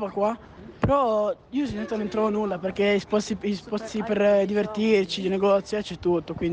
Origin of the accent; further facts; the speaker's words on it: Mirafiori Sud, Piedmont, Italy; vengo da zona Mirafiori Sud e faccio lotta greco-romana.